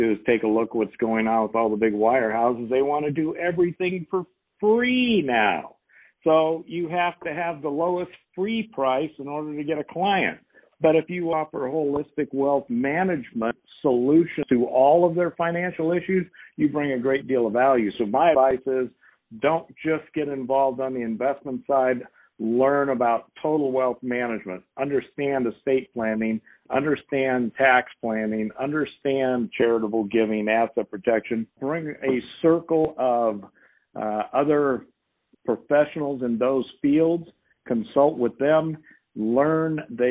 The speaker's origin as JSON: {"language": "English", "region": "Southern California", "country": "United States", "tie": "born or raised there", "said": "I was born and raised in Southern California"}